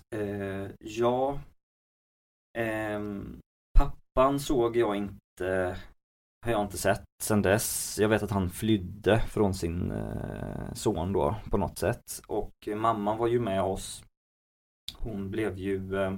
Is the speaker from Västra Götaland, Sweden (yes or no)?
yes; Gothenburg, Västra Götaland, Sweden; jag är född i Göteborg och har bott i Göteborg hela mitt liv